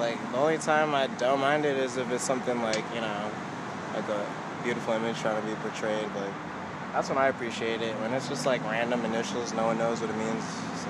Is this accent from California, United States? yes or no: yes; Los Angeles, California, United States; also born or lived in Cupertino; But came down back to my hometown, you know, because I love Los Angeles.